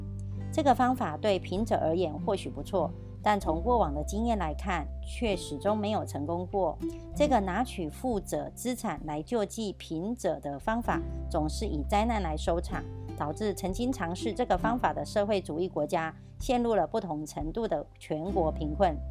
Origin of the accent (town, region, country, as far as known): Miaoli County, Taiwan